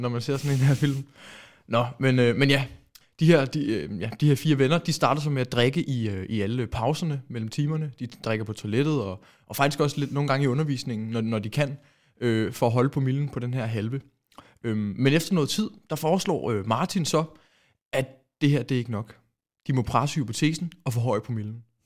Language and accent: Danish; Denmark